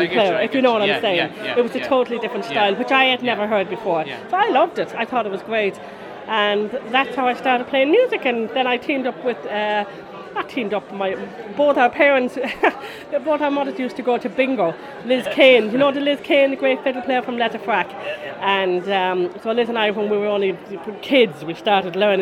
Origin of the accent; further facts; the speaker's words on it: Clatterduff, Connemara, Connacht, Ireland; also born or lived in Clifden; I'm from Clatterduff in Connemara, which is just outside Clifton, if most people would be familiar with Clifton. I grew up there all my life.